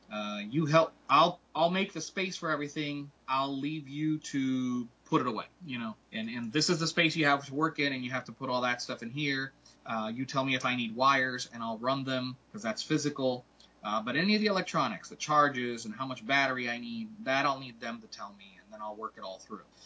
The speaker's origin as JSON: {"language": "English", "country": "Puerto Rico", "moved": "yes", "said": "I am from Puerto Rico"}